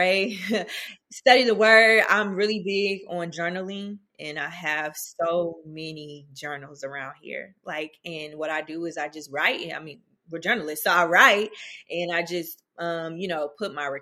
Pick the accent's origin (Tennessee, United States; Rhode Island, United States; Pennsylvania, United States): Tennessee, United States; Nashville; moved away as an adult; now in Atlanta, United States; I'm originally from Nashville, Tennessee, North Nashville